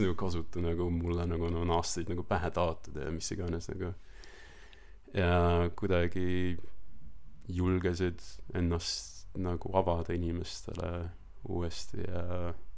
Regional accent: Estonia; moved away as an adult; also born or lived in Australia; now in New Zealand; ma kasvasin Eestis nagu üles ja ma ütlen, ma olen Eestist pärit

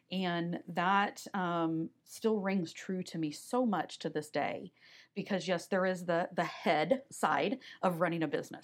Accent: Omaha, Nebraska, United States; also born or lived in Wayne, Nebraska; I grew up in Omaha, Nebraska

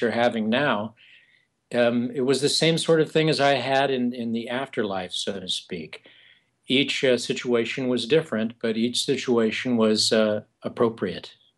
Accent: eastern San Diego County, California, United States; moved away; also born or lived in New York City / Arizona; I come from the Southwest originally, from eastern San Diego uh, County

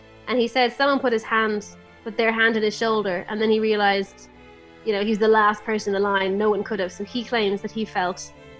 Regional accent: England, United Kingdom; Also, I grew up partially in England, where everyone takes their shoes off when they go into a house.

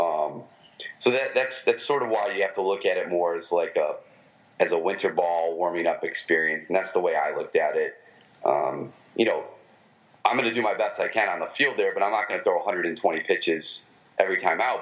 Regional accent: Michigan, United States; accent: Michigan; my Michigan accent

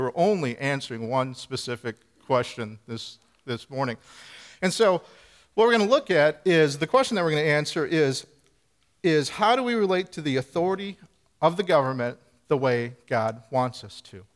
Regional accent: Midwest, United States; now in New Hampshire, United States; we're both from the Midwest. I grew up in the country, you know, the rural area

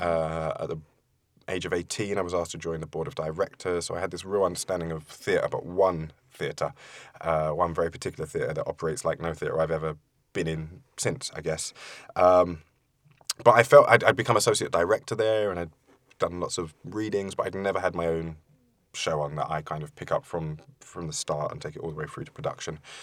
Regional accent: London, United Kingdom; also born or lived in Forest Gate; I grew up in East London, in Leytonstone, and then moved to Forest Gate when I was a little bit older with my mum

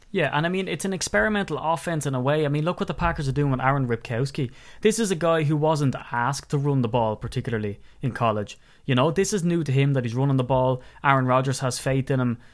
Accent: Wicklow, Leinster, Ireland; I'm from Wicklow

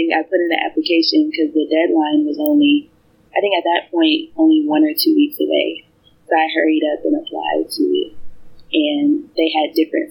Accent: Canton, Michigan, United States; I'm from Canton, Michigan, which if you're not from Michigan, that's maybe 30 to 40 minutes from Detroit, Michigan.

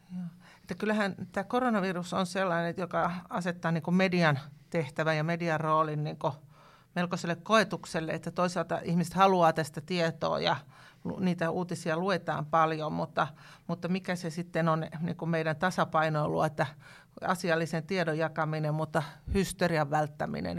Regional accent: Tampere, Pirkanmaa, Finland; now in Lapland, Finland; Minä olen Järvi-Suomen kasvatti tuota, Tampereelta ja, ja tota, nyt on tietenkin Lapissa elänyt jo yli 30 vuotta

